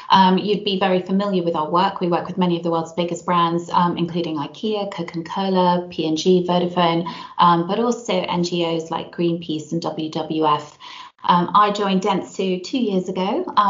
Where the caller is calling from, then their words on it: Frampton Mansell, South West England, United Kingdom; So, I'm dialing in from a very unusually sunny Gloucestershire um, today. Um, so, a little village called Frampton Mansell, um, home of the Extinction Rebellion.